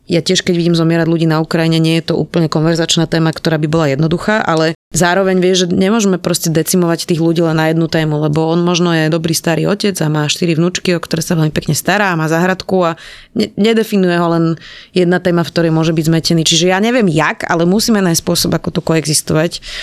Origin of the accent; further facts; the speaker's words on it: Slovakia; takí sme my Slováci